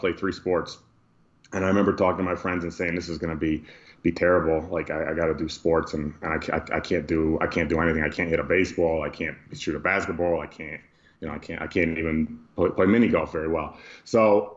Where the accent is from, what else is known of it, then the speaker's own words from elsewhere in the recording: Amsterdam, New York, United States; I'm from a small town upstate New York called Amsterdam